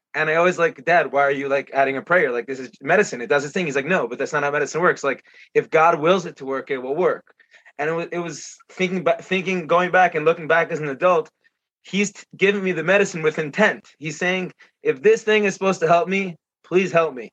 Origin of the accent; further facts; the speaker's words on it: Israel; moved away; my hometown